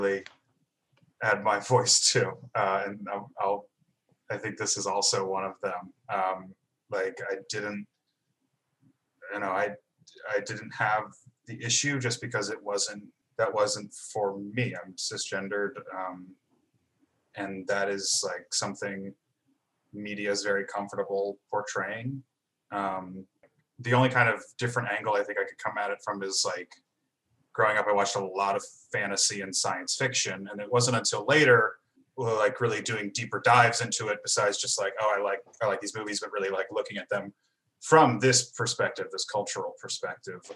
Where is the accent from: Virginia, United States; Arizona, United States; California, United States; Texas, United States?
Virginia, United States; not growing up in Virginia as a white guy